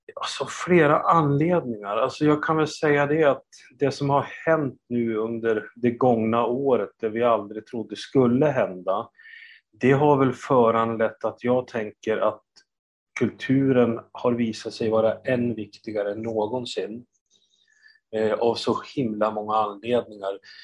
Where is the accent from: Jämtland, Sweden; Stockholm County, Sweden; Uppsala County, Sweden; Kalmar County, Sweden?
Jämtland, Sweden; Östersund; Jag är uppvuxen i Östersund